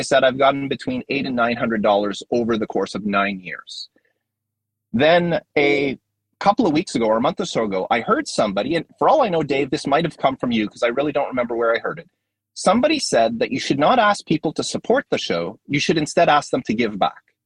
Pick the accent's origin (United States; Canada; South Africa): Canada; I'm Canadian